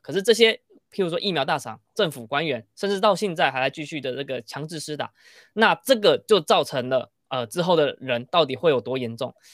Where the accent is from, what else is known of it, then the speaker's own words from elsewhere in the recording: Taiwan; 我们台湾人